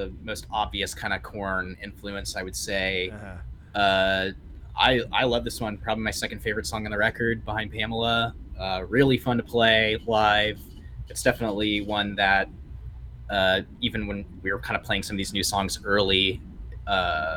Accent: Oklahoma, United States; growing up in Oklahoma

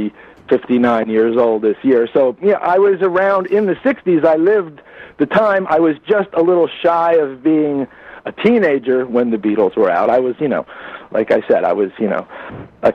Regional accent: New Jersey, United States; I'm from North Jersey. That's where I'm from originally. Yeah, I grew up in New Jersey

